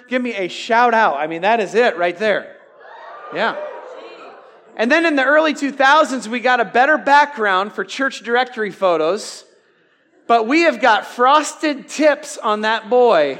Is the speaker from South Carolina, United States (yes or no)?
no; Iowa, United States; I'm from Iowa.